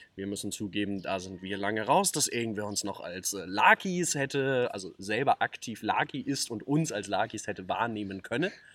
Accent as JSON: {"language": "German", "town": "Neukirchen", "country": "Germany", "said": "wir kommen nun mal aus Neukirchen"}